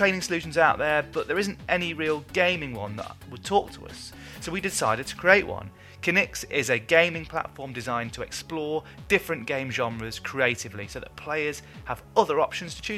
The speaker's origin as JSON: {"language": "English", "country": "Colombia", "tie": "born or raised there", "moved": "yes", "lives_now": "Tokyo, Japan", "said": "In my home country of Colombia"}